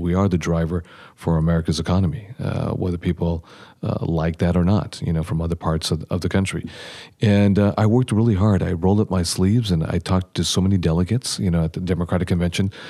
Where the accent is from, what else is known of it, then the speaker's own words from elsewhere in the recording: San Diego, California, United States; also born or lived in Los Angeles; I grew up in San Diego